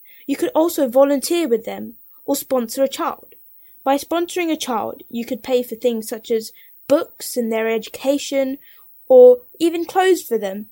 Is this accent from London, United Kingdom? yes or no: yes; London, United Kingdom; I am from London